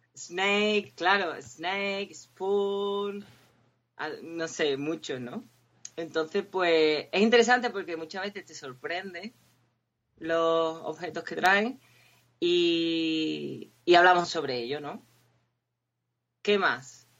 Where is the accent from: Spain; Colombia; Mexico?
Spain; Cádiz, Andalusia; moved away as an adult; also born or lived in Huelva; now in Windsor, United Kingdom; soy de Cádiz y estudié en la Universidad de Huelva y hace como cinco años me vine a vivir a Inglaterra